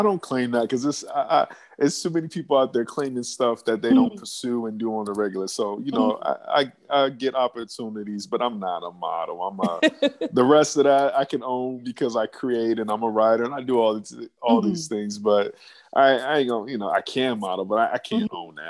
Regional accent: New York, United States; also born or lived in Phoenix, Arizona; I grew up at a couple different places. I'm originally from Phoenix, Arizona, but I spent like the first 10 years of my life in New York. So New York is kind of where I was raised, and I moved back to Phoenix.

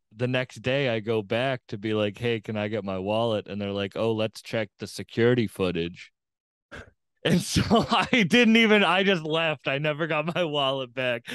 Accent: Cape Cod, Massachusetts, United States; I'm from Cape Cod.

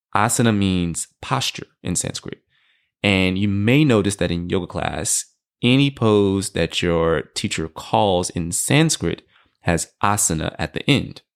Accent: Houston, Texas, United States; I'm from Houston, Texas

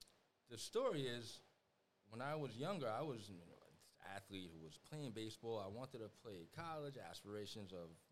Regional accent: New York City, New York, United States; also born or lived in South Korea; I'm 47 years old, from the Bronx. I grew up here. I was actually adopted from South Korea in 1977, and I grew up in Co-op City, Section 5.

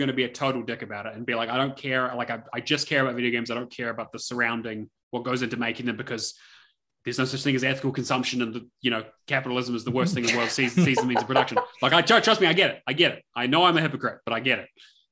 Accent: New Zealand

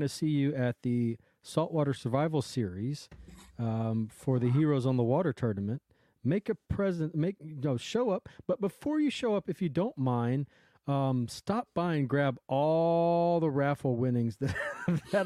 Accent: Louisiana, United States; growing up in Louisiana, the state was very proud of being called the sportsman's paradise

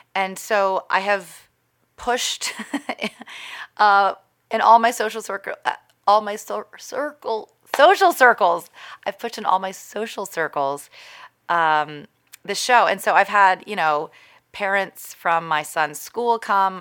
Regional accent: Texas, United States; moved away; also born or lived in California / New York; my hometown is in Texas

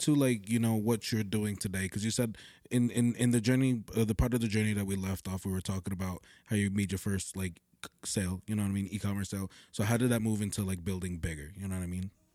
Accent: Totowa, New Jersey, United States; born or raised there

